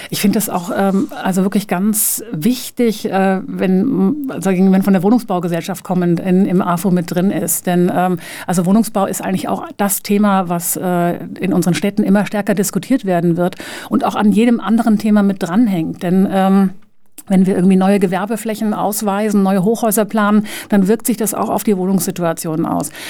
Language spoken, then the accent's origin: German; Switzerland; now in Linz, Austria; komme ich komme nun aus der Schweiz und bin extrem verwöhnt worden